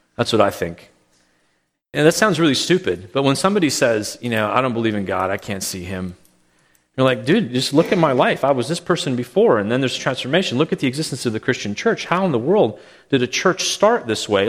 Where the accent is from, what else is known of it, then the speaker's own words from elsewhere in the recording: Calgary, Alberta, Canada; moved away; when I was growing up in Calgary